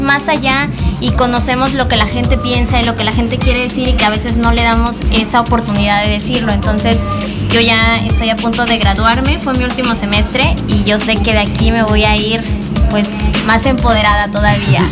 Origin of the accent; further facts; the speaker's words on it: La Montaña region, Guerrero, Mexico; moved away as an adult; also born or lived in Chilpancingo, Guerrero; pero no soy de Chilpancingo, soy de la región montaña, de una región pues indígena, entonces migré para allá para estudiar